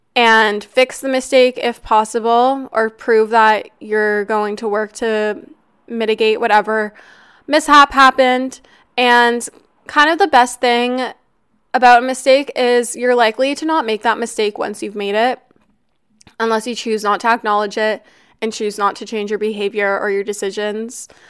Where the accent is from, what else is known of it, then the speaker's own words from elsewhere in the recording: Canada; also born or lived in Toronto; I'm Canadian and I live in downtown Toronto.